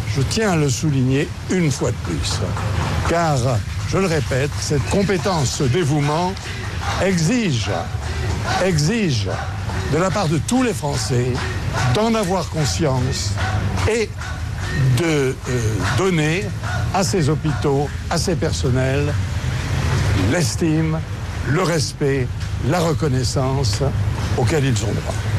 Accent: France; quand on est français

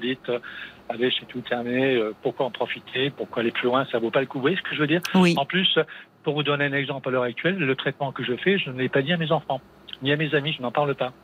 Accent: Metz area, eastern France, Grand Est, France; also born or lived in Montpellier; je suis de l'Est, du côté de la région Messine, pour situer

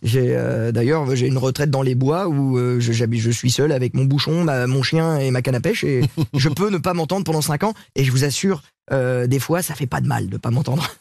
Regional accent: Sablé-sur-Sarthe, Pays de la Loire, France; moved away; à euh, Sablé chez moi avec les petits villages autour

